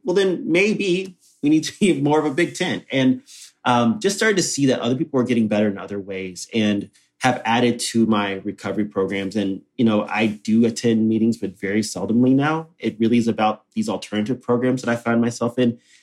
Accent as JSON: {"language": "English", "region": "Texas", "country": "United States", "tie": "born or raised there", "said": "born and raised in Texas"}